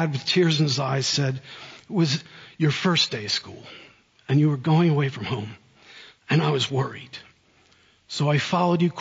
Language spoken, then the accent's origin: English; central New Jersey, United States; moved away as an adult; also born or lived in Oxford, England; now in South Carolina, United States; I grew up in central New Jersey